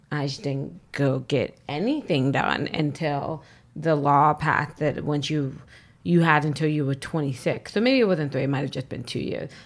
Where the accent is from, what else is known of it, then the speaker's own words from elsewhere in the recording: Virginia, United States; moved away as an adult; now in New York, United States; I'm from Virginia